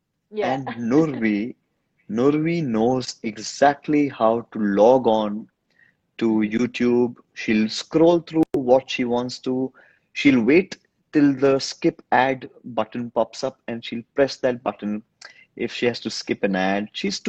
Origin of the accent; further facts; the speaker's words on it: India; first language Hindi; English is a second language; but I love speaking in my Hindi language. That's my native language. That's my mother tongue.